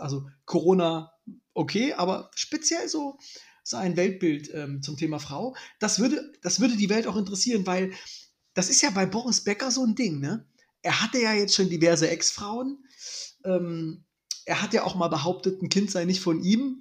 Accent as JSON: {"language": "German", "region": "East Germany", "country": "Germany", "said": "ich bin ja ein richtiger Ossi, ich wurde niemals getauft"}